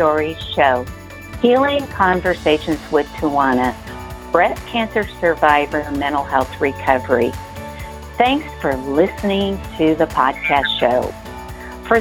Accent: Colorado, United States; now in Overland Park, United States; my home state of Colorado

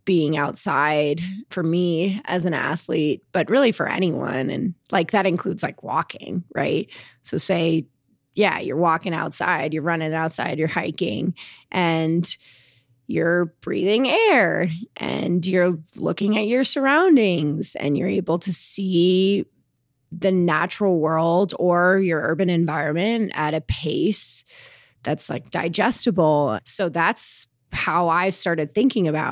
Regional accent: Englewood, Colorado, United States; also born or lived in Princeton, New Jersey; I grew up in Englewood, Colorado.

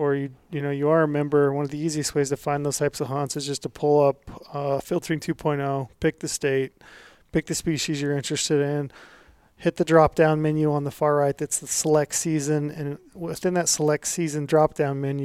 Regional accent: Utah, United States; moved away; my home state of Utah

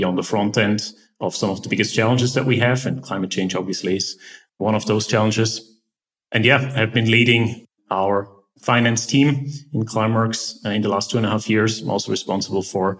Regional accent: Eastern Switzerland, Switzerland; moved away as an adult; I grew up in Eastern Switzerland, pretty much a bit in the countryside.

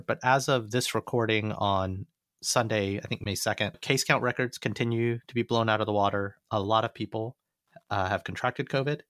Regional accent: United States; I'm an American. My parents were born in India

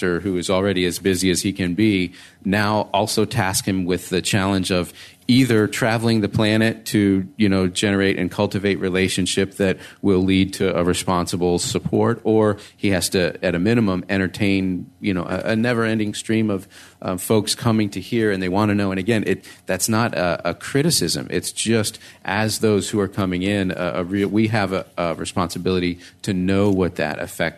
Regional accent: United States; I'm the American.

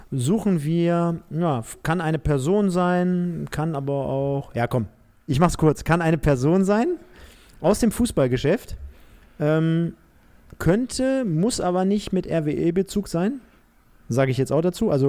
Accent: Castrop-Rauxel, North Rhine-Westphalia, Germany; born there; Und ich bin geboren in Kastrop Rauxel.

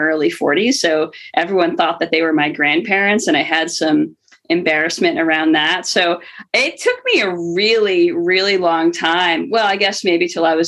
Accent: New York, United States; we're both from New York

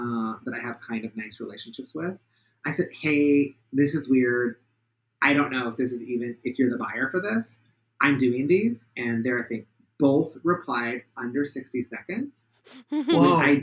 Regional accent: Pacific Northwest, United States; I'm from the Pacific Northwest

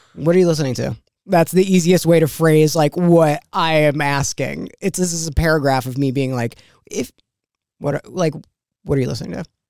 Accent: New York, United States; I grew up in New York

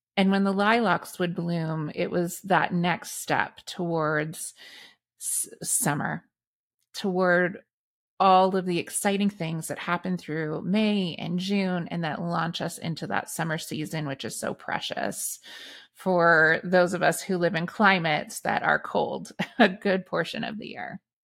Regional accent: Meaford, Ontario, Canada; in my hometown of Meaford

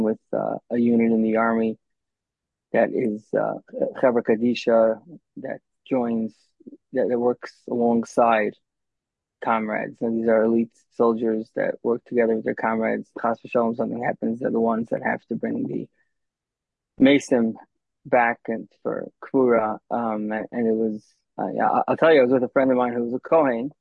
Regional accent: United States; also born or lived in Israel; I lived in Israel for a few years, but I was born and raised in America

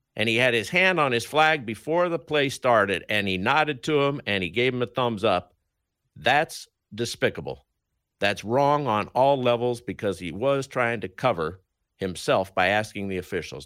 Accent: Denver, Colorado, United States; I grew up in Denver

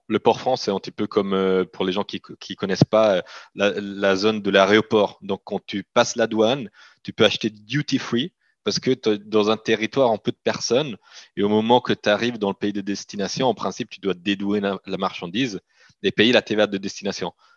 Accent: Italian-speaking Switzerland, Switzerland; moi, je suis, je suis grandi en Suisse, donc la partie italienne de la Suisse.

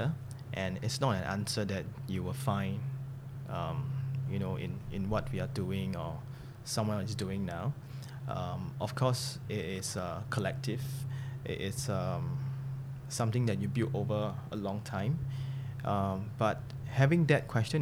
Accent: Singapore; the good thing about being a Singaporean

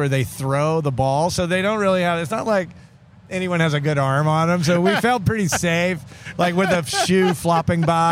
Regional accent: Atlanta, Georgia, United States; kids in the late 70s and growing up in Atlanta

